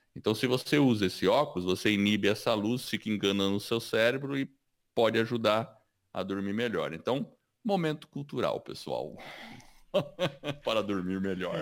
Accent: Brazil; also born or lived in United States; eu sou americano e sou brasileiro ao mesmo tempo. Eu tenho dupla cidadania

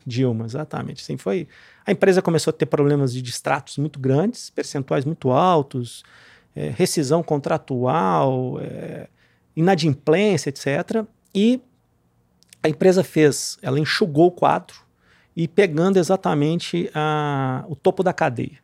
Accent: Cachoeira do Sul, Rio Grande do Sul, Brazil; also born or lived in Porto Alegre; now in Minas Gerais, Brazil; sou gaúcho. Nasci em Porto Alegre. É, me criei numa cidadezinha do interior chama Cachoeira do Sul.

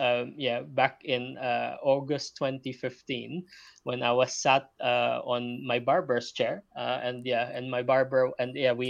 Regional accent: Philippines; moved away as an adult; also born or lived in Leeds; now in London, United Kingdom; I'm not locally from Britain. You know, I'm originally from the Philippines, moved here 15 years ago.

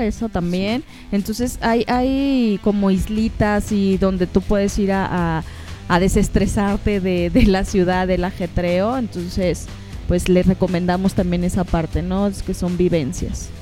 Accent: northern Mexico, Mexico; moved away as an adult; now in Mexico City, Mexico; Como buena norteña

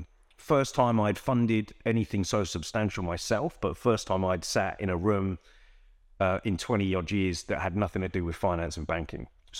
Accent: London, United Kingdom; I grew up in Northwest London. There were bits of where we lived where you needed street smarts.

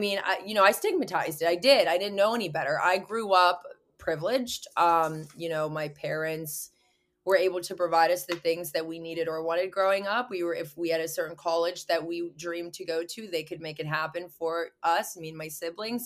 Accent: Pittsburgh, Pennsylvania, United States; also born or lived in Orange County, California; I'm from Pittsburgh, Pennsylvania, so I'm across, clear across the map

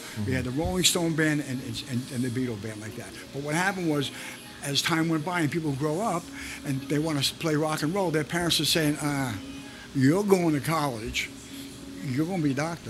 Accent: New York City, New York, United States; also born or lived in Yonkers, New York; I grew up in the Bronx.

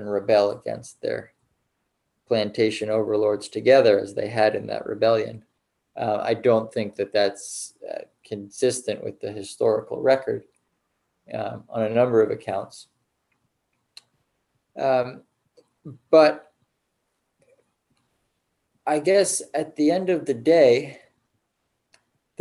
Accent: United States; as an American, I live in this country

